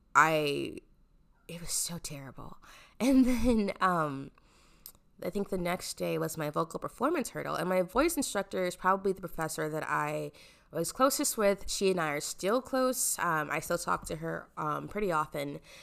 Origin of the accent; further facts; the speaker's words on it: Omaha, Nebraska, United States; I am from Omaha, Nebraska